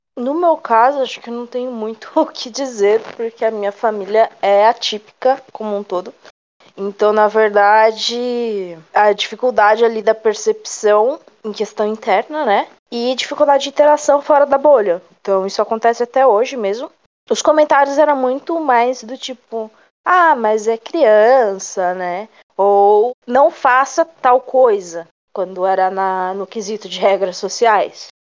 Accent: São Paulo, Brazil; sou de São Paulo

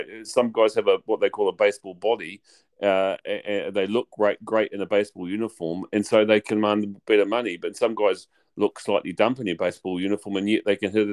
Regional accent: New Zealand; as a New Zealander

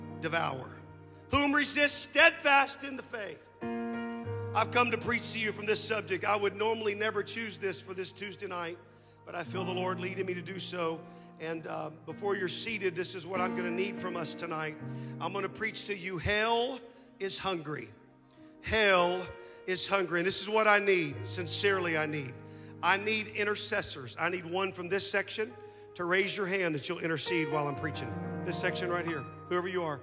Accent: Anthony, Kansas, United States; moved away; also born or lived in Moss Bluff, Louisiana; After the divorce, we moved from Moss Bluff, Louisiana, to a small town in Anthony, Kansas

